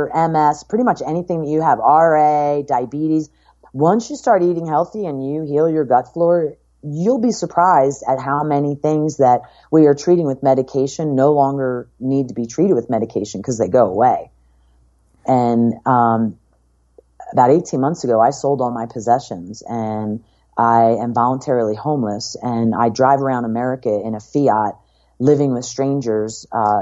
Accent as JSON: {"language": "English", "town": "Philadelphia", "region": "Pennsylvania", "country": "United States", "tie": "born or raised there", "also_born_or_lived": "Ocean City, New Jersey", "moved": "as an adult", "lives_now": "Los Angeles, United States", "said": "I grew up in Philadelphia area, and I'm 100% Italian"}